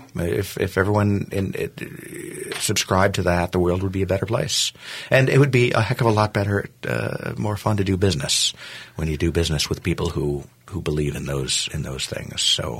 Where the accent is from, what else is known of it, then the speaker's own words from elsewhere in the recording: United States; I was the only American through there.